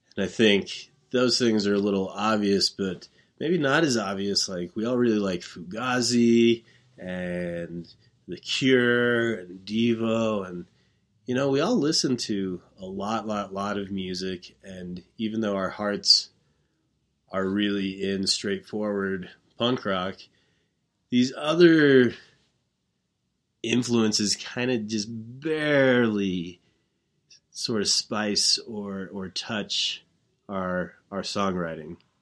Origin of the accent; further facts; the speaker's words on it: Wyoming, United States; Growing up in Wyoming